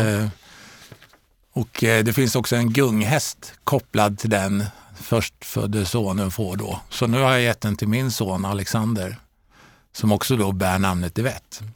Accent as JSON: {"language": "Swedish", "town": "Örebro", "region": "Örebro County", "country": "Sweden", "tie": "born or raised there", "also_born_or_lived": "Stockholm / Karlstad / Ljungsbro", "moved": "yes", "said": "jag är faktiskt född i Stockholm, uppväxt i eh, Örebro"}